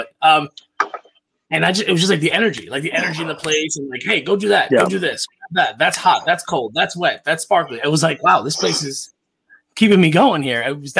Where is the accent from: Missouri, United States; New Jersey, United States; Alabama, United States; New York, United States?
New York, United States; Long Island; now in Westchester, United States; So I'm from Long Island. My parents live on the East End. I live in Westchester now.